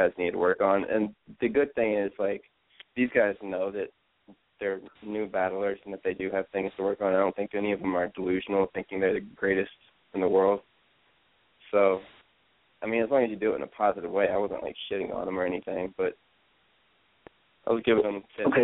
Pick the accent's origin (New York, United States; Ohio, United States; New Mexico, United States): Ohio, United States; Columbus; When I was growing up in Columbus, like, I was super young.